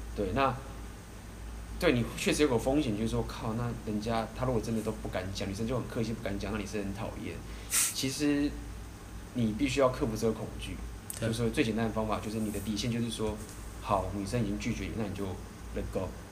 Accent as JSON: {"language": "Chinese", "country": "Taiwan", "said": "以我们台湾人的话，大部分都是safe很礼貌"}